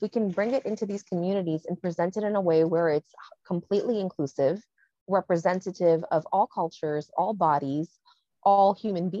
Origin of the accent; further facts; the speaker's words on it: New York City, New York, United States; I grew up inner city in New York